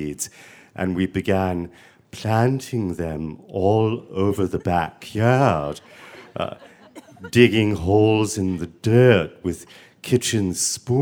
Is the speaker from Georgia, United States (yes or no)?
yes; Savannah, Georgia, United States; I grew up in Savannah, Georgia, with my mother and my sister Helen